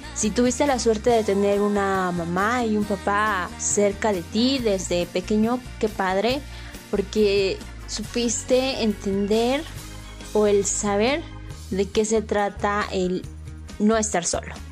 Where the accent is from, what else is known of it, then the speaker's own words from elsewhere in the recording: Puebla, Mexico; moved away as an adult; now in Mexico City, Mexico; soy de un municipio muy pequeño en Puebla, pero me mudé a la Ciudad de México